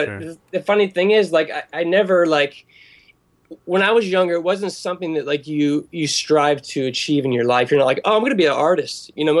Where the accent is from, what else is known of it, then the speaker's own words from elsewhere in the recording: Pittsburgh, Pennsylvania, United States; born there; also born or lived in Philadelphia area / Maryland / Delaware / California; But yeah, I was born in Pittsburgh, and I've sort of floated around my whole life. I lived mainly in the Northeast, like the Philadelphia area, Maryland, Delaware, Eastern Pennsylvania.